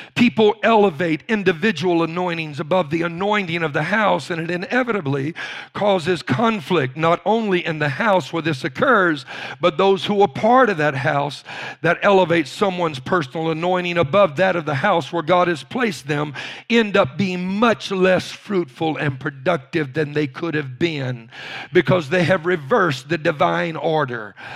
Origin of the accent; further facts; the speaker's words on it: Louisiana, United States; I was raised in Louisiana.